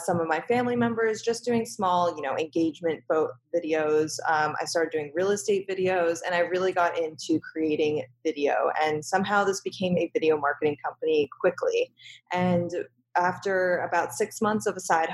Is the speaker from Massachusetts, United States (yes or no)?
yes; Boston, Massachusetts, United States; moved away as an adult; also born or lived in New York City; I was born and raised in Boston, Massachusetts, and I moved to New York City to attend college